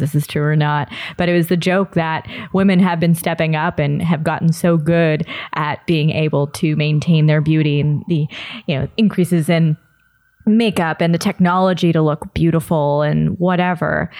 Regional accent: Toronto, Ontario, Canada; I'm born and raised in Toronto. I've never actually lived elsewhere

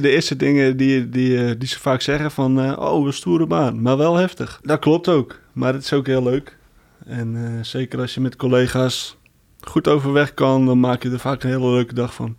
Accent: Heerhugowaard, North Holland, Netherlands; ik kom zelf uit Herengewaard

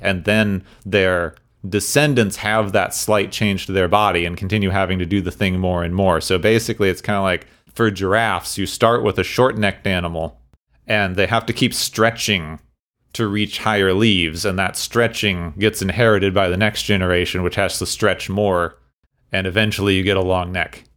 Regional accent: Arizona, United States; I grew up, I grew up in Arizona

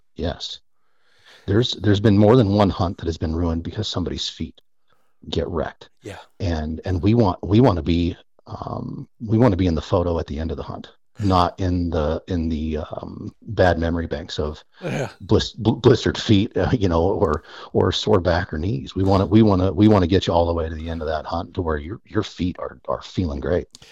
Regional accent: United States; born and raised on the North Platte River

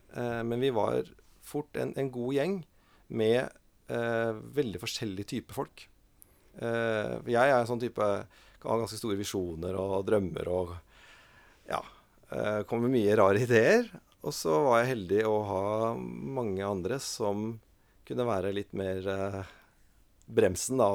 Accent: Oslo, Norway; also born or lived in Molde; Og så flytta vi til Oslo når jeg var en fire-fem år gammel

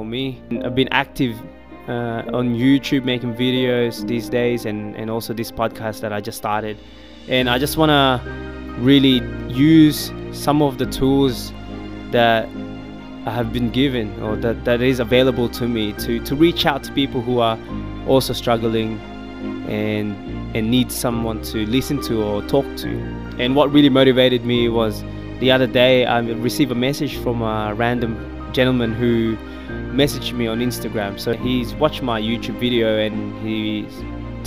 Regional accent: Philippines; I was born in the Philippines

